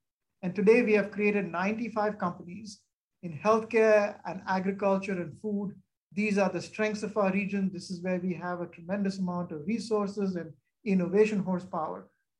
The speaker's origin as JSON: {"language": "English", "town": "Boston", "region": "Massachusetts", "country": "United States", "moved": "as an adult", "lives_now": "St. Louis, United States", "said": "I came from Boston to St. Louis, and it was because of Monsanto."}